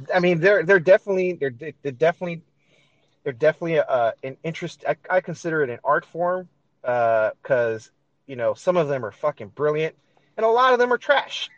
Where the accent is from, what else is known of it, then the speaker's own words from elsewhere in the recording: Los Angeles, California, United States; I was born and raised here in L.A.